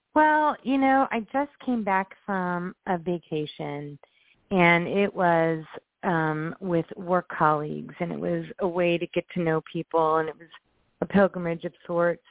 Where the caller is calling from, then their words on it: Indianapolis, Indiana, United States; I'm calling from Indianapolis.